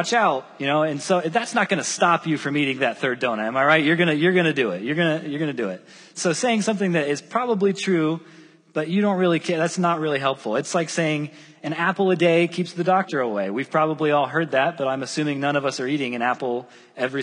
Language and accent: English; Southern Wells area, Indiana, United States; I was born and raised in Southern Wells area, and I love Southern Wells still